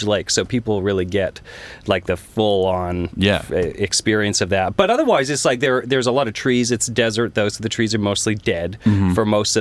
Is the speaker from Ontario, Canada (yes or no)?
no; Kelowna, British Columbia, Canada; Born and raised